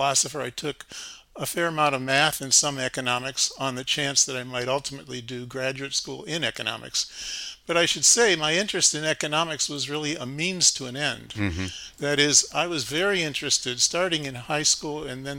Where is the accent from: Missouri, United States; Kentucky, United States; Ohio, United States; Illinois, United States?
Ohio, United States; Shaker Heights; moved away as an adult; Grew up in Shaker Heights, Ohio, a relatively affluent suburb of Cleveland. Stayed there through high school.